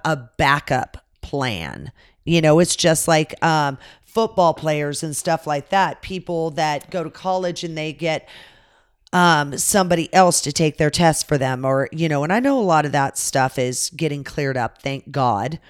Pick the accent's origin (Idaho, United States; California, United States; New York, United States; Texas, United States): California, United States; moved away; I grew up in California